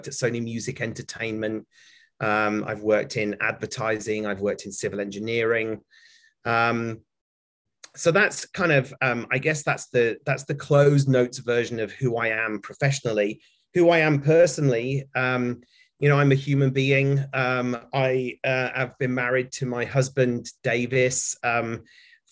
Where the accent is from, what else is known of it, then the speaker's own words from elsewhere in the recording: United Kingdom; moved away as an adult; also born or lived in San Francisco Bay Area, United States; now in Connecticut, United States; you can probably hear from my accent that I'm a Brit, but I live in America, have lived here for 10 years